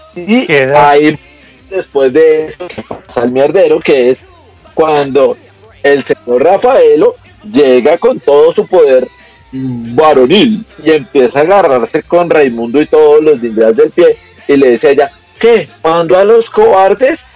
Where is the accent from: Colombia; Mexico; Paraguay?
Colombia; Yo sí soy colombiano